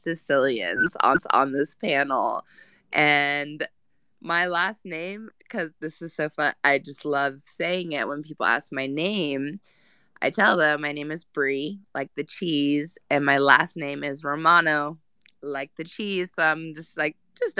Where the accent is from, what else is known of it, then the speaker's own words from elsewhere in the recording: California, United States; also born or lived in Los Angeles; I was born and raised in California